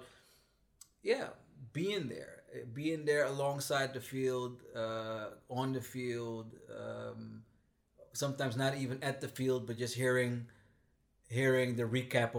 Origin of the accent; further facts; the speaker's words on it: Amsterdam, North Holland, Netherlands; Born and raised in Amsterdam, Southeast.